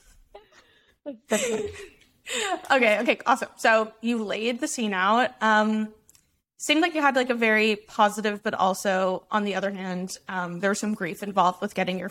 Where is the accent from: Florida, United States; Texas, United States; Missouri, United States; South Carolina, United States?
Texas, United States; Dallas; I grew up in Dallas